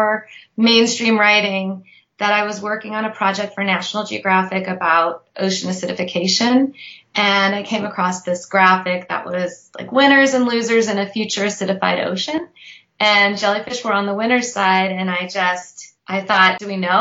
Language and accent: English; St. Louis, Missouri, United States; also born or lived in Israel; now in Austin, United States; I grew up totally landlocked in Missouri, in St. Louis